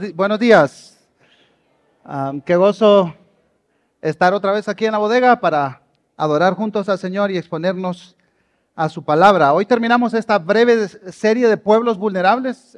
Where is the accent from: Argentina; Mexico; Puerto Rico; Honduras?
Honduras; southern Honduras; moved away as an adult; also born or lived in Tegucigalpa, Honduras; now in Guatemala; Yo nací en Guatemala, pero crecí en Honduras y viví en un pueblito al sur de Honduras